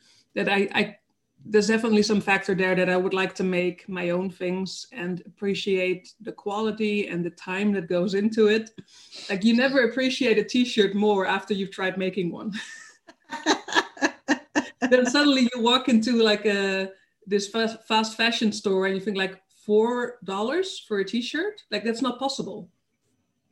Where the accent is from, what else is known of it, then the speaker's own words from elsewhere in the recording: Netherlands; moved away as an adult; also born or lived in Denmark; now in Germany; I'm from the Netherlands, okay. Born and raised there, close to Germany, but still.